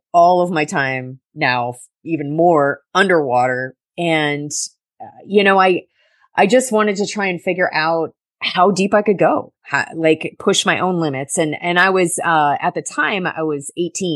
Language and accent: English; Summerland Key, Florida, United States; also born or lived in Duluth, Minnesota; I grew up on Summerland Key